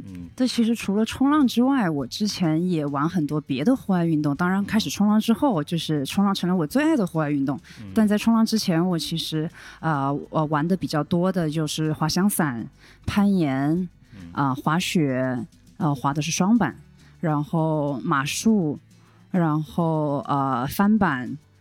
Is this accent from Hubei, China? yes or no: yes; Wuhan, Hubei, China; moved away as an adult; 我是武汉人嘛，内陆啊。虽然我们是千湖之城，但是就是我们离海是遥远的